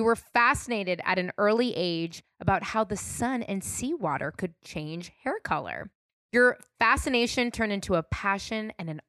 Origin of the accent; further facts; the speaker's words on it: California, United States; I'm born and raised in California, so I was lucky to have the sun and the salt water in my hair